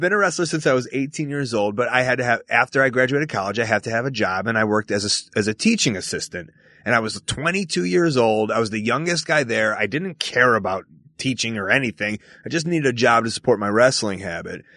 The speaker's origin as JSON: {"language": "English", "town": "Chicago", "region": "Illinois", "country": "United States", "tie": "born or raised there", "said": "I grew up in Chicago, Illinois, to a Jewish family in the suburbs of Chicago."}